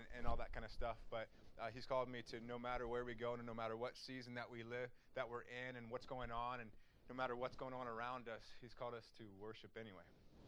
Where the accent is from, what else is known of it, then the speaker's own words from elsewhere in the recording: Wapakoneta, Ohio, United States; I'm from Wapakoneta, Ohio